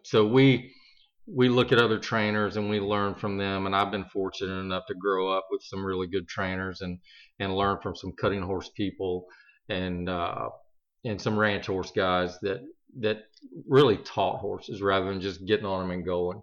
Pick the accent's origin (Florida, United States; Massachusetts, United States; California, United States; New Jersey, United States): Florida, United States; I am a fifth generation rancher here in the state of Florida